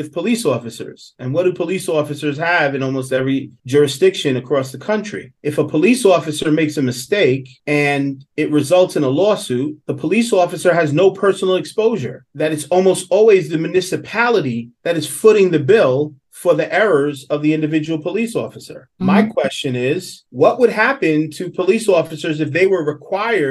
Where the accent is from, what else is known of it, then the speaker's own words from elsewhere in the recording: New York City, New York, United States; I grew up in Southeast Queens.